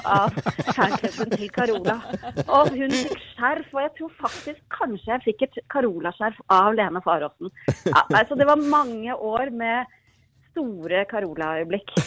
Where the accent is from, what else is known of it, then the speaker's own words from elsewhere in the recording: Jessheim, Akershus, Norway; jeg var tolv år gammel, bodde på Jessheim